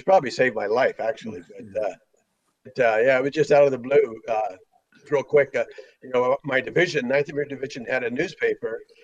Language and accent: English; Klamath Falls, Oregon, United States; moved away as an adult; also born or lived in Oakland, California / San Jose, California; There was a place called Klamath Falls, Oregon, which is where I grew up